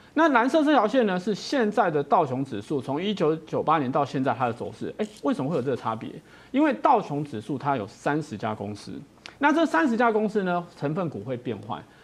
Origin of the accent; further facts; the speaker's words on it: Taiwan; 我们台湾人喜欢用一个盖子把自己扣住